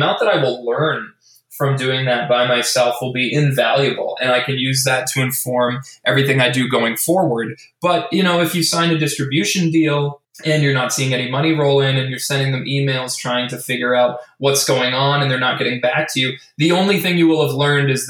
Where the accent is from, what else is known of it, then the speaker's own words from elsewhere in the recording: Edmonton, Alberta, Canada; now in Vancouver, Canada; my hometown of Edmonton, Alberta, obviously here in Vancouver, Canada